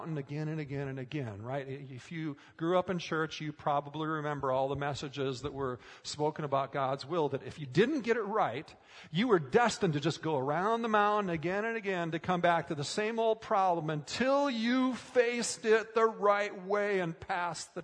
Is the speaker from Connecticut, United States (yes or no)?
no; Minnesota, United States; as a kid growing up in Minnesota